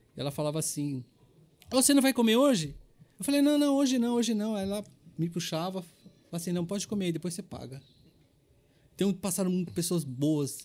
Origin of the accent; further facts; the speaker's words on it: São Paulo, Brazil; Eu sou paulistano, meus pais são baianos